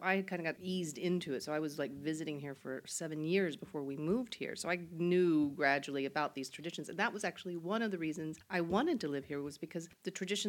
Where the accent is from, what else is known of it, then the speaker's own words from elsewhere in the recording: United States; moved away as an adult; now in Sweden; being an American